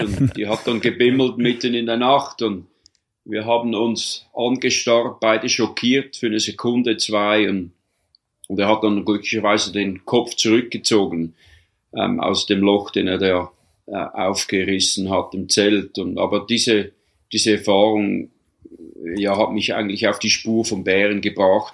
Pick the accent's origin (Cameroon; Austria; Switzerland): Switzerland; moved away as an adult; also born or lived in Canadian Rocky Mountains, Canada; now in Canada; ich bin eigentlich Schweizer, habe Doppel, Doppelbürgerschaft, bin Kanada-Schweizer, lebe seit bald ja, 37 Jahren jetzt hier in Kanada